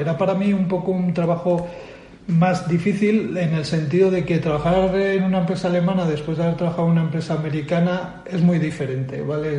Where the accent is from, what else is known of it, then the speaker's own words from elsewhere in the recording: Bilbao, Basque Country, Spain; moved away as an adult; now in Madrid, Spain; soy natural de, Bilbao, aunque llevo mucho tiempo fuera, ¿vale? Llevo a los 25 años me vine a Madrid